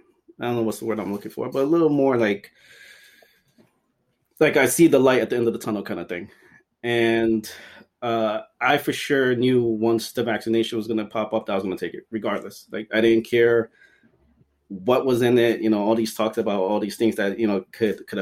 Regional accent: Ecuador; moved away; I'm from Ecuador

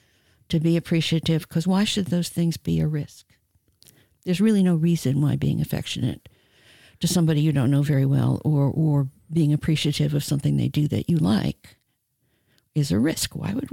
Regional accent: New York, United States; I came from New York. Maybe it was New Yorkism.

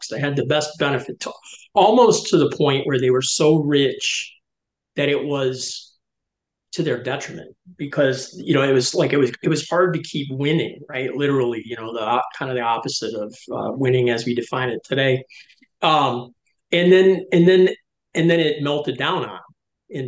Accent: Detroit, Michigan, United States; I grew up in Detroit

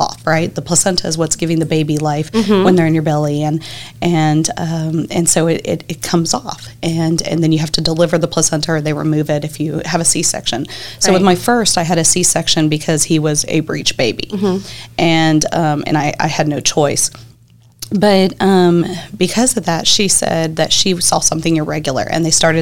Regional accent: Corpus Christi, Texas, United States; I'm originally here. I was raised here in Corpus

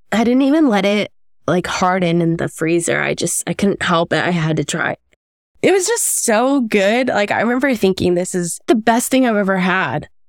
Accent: Los Angeles, California, United States; moved away as an adult; also born or lived in Bay Area, California; now in San Francisco Bay Area, United States; I was born in Southern California, um, in Los Angeles County, as were my parents

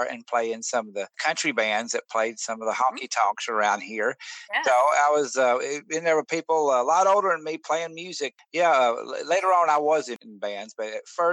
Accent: Nashville, Tennessee, United States; I was born in Nashville

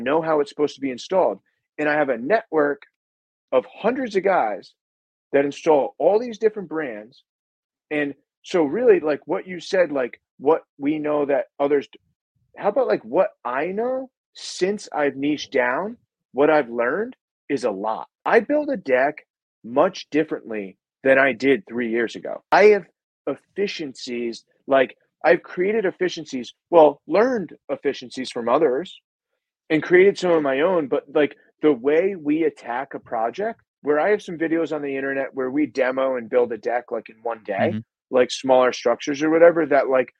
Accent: New England, United States; I'm from New England

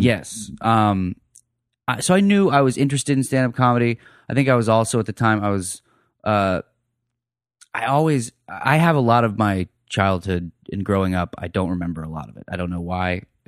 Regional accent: Phoenix, Arizona, United States; moved away as an adult; also born or lived in Ohio / Greenville, Ohio; now in Austin, United States; I was born in Ohio, raised in Phoenix

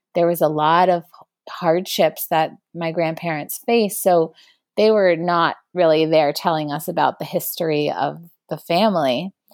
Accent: New York City, New York, United States; growing up in New York City

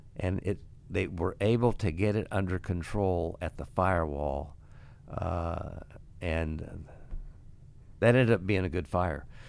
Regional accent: Ottawa, Illinois, United States; now in Iowa City, United States; I went to Ottawa and, uh, opened up a restaurant bar and wanted to go back to my hometown

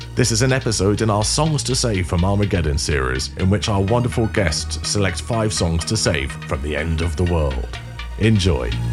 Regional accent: London, United Kingdom; you do a North London accent, which is where I'm from

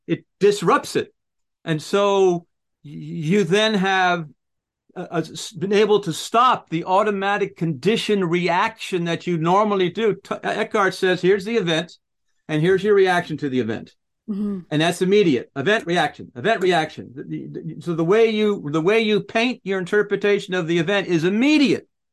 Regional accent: United States; I'm I'm an American

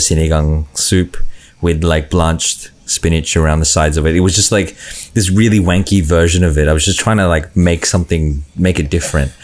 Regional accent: Australia; growing up in Australia, you know, you, you, you, eat different foods

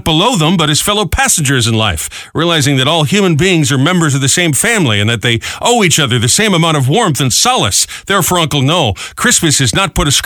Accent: Providence, Rhode Island, United States; moved away; I grew up in Providence

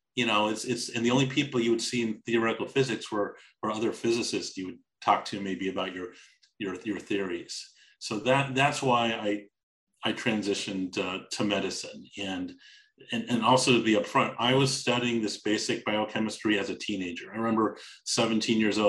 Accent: Los Angeles, California, United States; growing up in Los Angeles

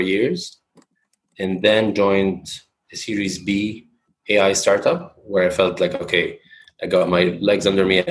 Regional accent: Lebanon; moved away as an adult; also born or lived in United States; now in New York City, United States; born and raised in Lebanon

